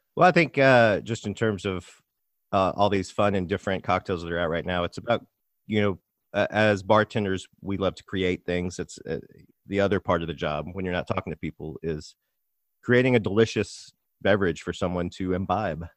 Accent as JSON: {"language": "English", "town": "Little Rock", "region": "Arkansas", "country": "United States", "tie": "born or raised there", "also_born_or_lived": "Nashville", "moved": "as an adult", "lives_now": "Brooklyn, United States", "said": "I'm from Little Rock, Arkansas."}